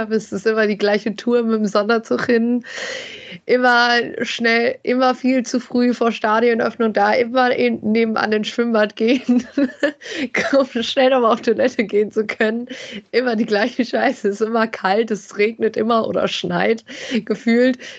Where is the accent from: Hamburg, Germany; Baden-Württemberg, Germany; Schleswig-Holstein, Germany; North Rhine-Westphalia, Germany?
North Rhine-Westphalia, Germany; Bielefeld; Ja, ich äh, bin ja aufgewachsen. Also ich komme aus Bielefeld, äh, habe hier äh, fast ununterbrochen gelebt, sagen wir so.